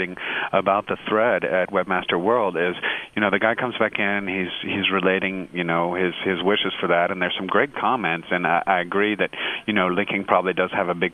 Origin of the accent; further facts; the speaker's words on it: United States; as an American